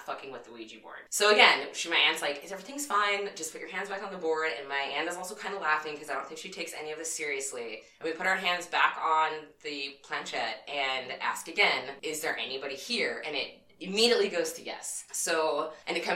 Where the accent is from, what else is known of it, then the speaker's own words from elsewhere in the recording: Southern California, United States; I grew up in Southern California